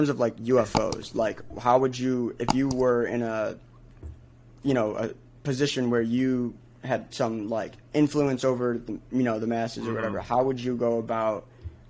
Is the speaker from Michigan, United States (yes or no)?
yes; Michigan, United States; because I'm from Michigan